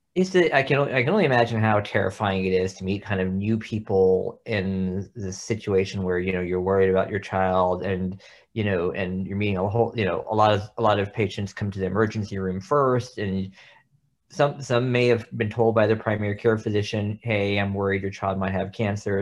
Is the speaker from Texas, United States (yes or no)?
yes; Texas, United States; moved away as an adult; now in Oklahoma, United States; I grew up in Texas, but went to medical school at O U